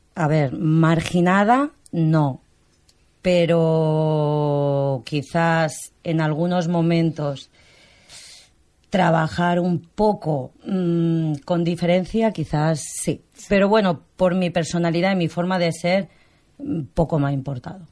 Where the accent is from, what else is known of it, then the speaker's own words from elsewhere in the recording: Barcelona, Catalonia, Spain; Soy catalana, nacida aquí en Barcelona.